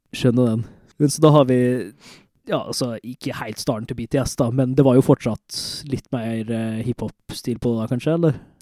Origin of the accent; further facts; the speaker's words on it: Molde, Møre og Romsdal, Norway; Men vi er begge to fra Møre og Romsdal. Jeg er fra Molde